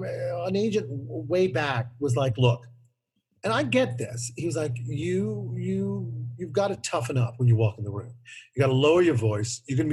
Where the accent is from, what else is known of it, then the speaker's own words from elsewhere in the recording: New Orleans, Louisiana, United States; I'm working on a piece that I wrote called Dear Mr. Williams about growing up in New Orleans and my story